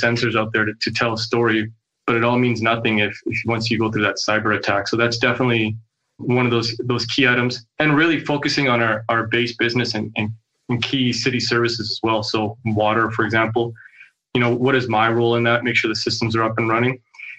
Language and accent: English; Kelowna, British Columbia, Canada; also born or lived in Saskatoon; now in Kelowna, Canada; So I'm born and raised in Kelowna.